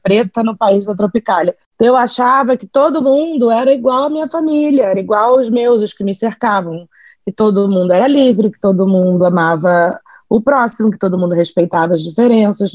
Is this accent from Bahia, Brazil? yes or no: yes; Bahia, Brazil; also born or lived in Rio de Janeiro; Sou carioca, nascida no Rio, criada na Bahia